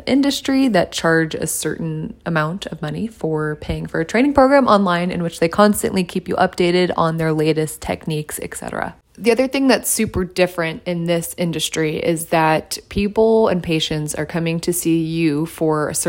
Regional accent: San Diego, California, United States; moved away as an adult; also born or lived in Texas; I was moving back to my hometown, which was San Diego at the time

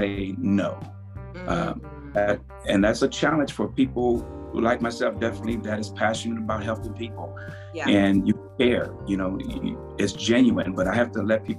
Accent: Compton, California, United States; moved away as an adult; now in Spokane, United States; growing up in Compton, Los Angeles, California

